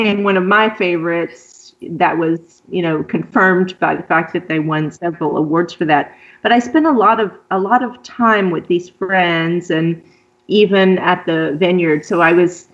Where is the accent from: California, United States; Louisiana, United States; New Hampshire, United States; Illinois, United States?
Louisiana, United States; southern; accent: southern; moved away as an adult; also born or lived in Pennsylvania / Virginia / southern France; now in Italy; I'm an American, originally from southern Louisiana. So if you pick up on the southern accent, that's where it comes from